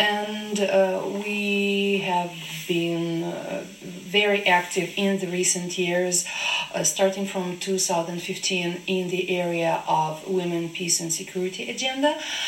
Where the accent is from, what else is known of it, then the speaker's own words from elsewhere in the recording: Ukraine; I come from Ukraine.